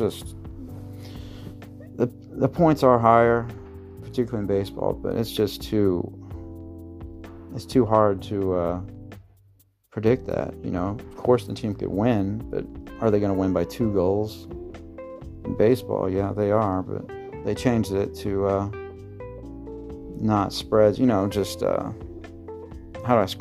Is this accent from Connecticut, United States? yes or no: no; Marion, Illinois, United States; I'm from Marion, Illinois.